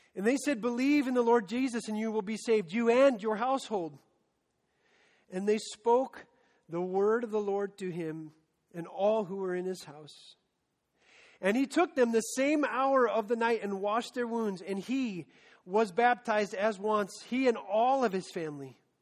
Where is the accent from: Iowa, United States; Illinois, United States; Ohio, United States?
Iowa, United States; Story City; when I was 16, I was part of a high school ministry in my hometown of Story City